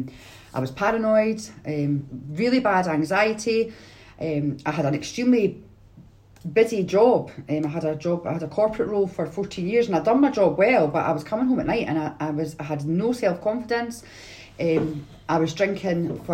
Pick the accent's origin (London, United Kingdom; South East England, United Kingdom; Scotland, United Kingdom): Scotland, United Kingdom; Edinburgh; I'm from Edinburgh